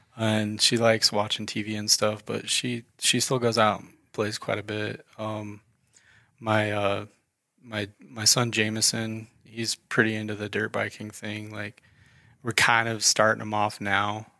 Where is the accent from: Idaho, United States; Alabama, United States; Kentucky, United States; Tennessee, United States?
Idaho, United States; Idaho Falls; moved away as an adult; also born or lived in Denver, Colorado; I'm uh, local to Idaho Falls. mm I uh, was born and raised here.